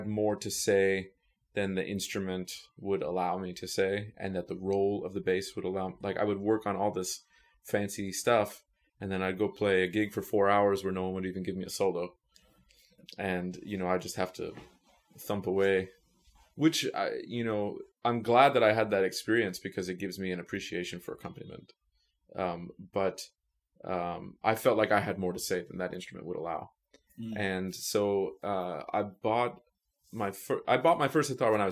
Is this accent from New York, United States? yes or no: yes; New York City, New York, United States; I grew up in New York City